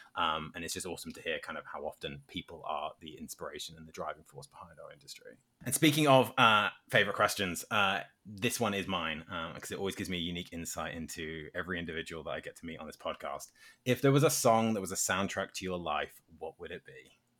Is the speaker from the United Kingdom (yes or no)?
yes; United Kingdom; as a Brit